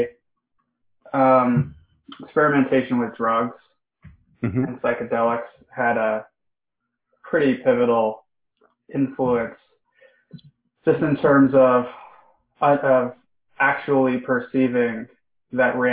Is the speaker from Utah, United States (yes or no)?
yes; Salt Lake City, Utah, United States; I'm from Salt Lake City, Utah, and nobody I knew at the time was interested in those things.